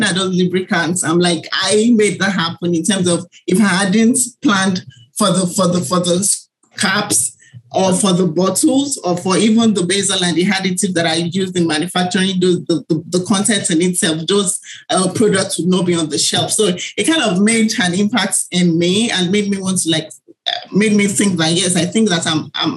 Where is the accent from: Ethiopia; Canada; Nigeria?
Nigeria; I was born in Nigeria, and I grew up as the only girl in a family of five